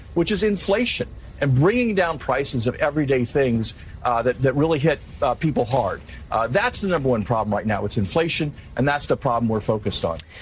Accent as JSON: {"language": "English", "region": "New York", "country": "United States", "said": "as a New Yorker myself"}